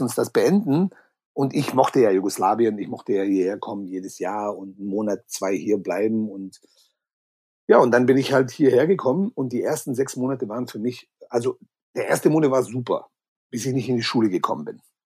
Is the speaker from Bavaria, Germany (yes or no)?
no; Balingen, Baden-Württemberg, Germany; first language German; moved away; die heißt Balingen. Da gibt's doch dieses okay. Festival, glaube ich, Bang Your Head oder sowas. Genau, genau, ja. Genau. Da bin ich aufgewachsen. Da war ich 16 Jahre lang